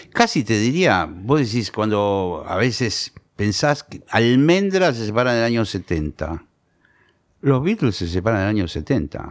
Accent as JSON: {"language": "Spanish", "town": "Monte Grande", "region": "Buenos Aires Province", "country": "Argentina", "tie": "born or raised there", "said": "Yo soy de Montegrande y yo empecé a tocar la guitarra"}